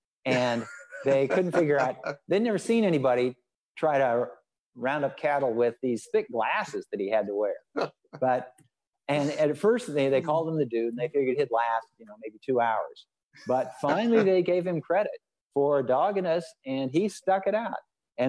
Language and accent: English; Oregon, United States; I grew up in Oregon.